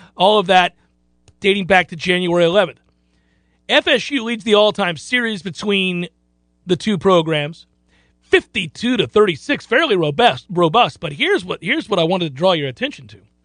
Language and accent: English; St. Petersburg, Florida, United States; little kid growing up in Saint Petersburg, Florida